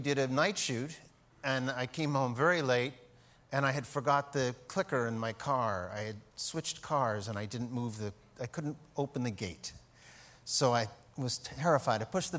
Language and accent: English; New York, United States; But I'm from New York